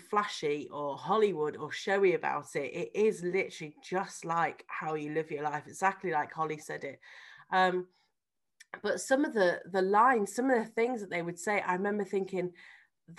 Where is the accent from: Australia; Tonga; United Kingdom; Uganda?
United Kingdom; Harvington, West Midlands; This is literally us growing up in Harvington.